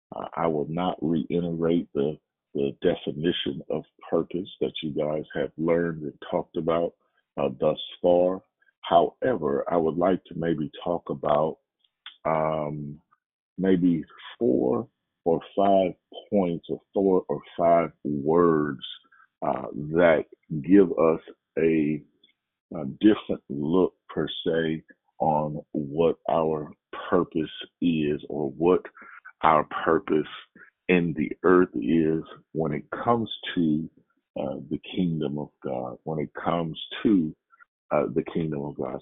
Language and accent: English; Oakland, California, United States; moved away as an adult; also born or lived in Louisiana; I was born in Oakland, California, uh, went to school in Oakland, California, then went on to college in Louisiana